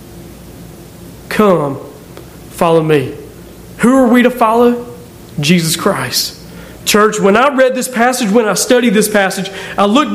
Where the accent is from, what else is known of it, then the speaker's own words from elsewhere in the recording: Aberdeen, North Carolina, United States; I'm just someone from Aberdeen, North Carolina.